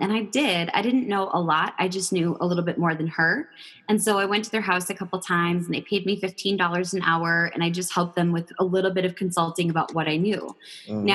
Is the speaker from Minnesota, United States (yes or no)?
yes; Minnesota, United States; I was born and raised in Minnesota